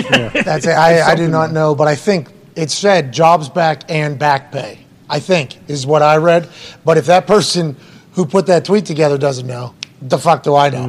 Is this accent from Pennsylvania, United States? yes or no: yes; Pennsylvania, United States; I'm from Pennsylvania. Pennsylvania, big state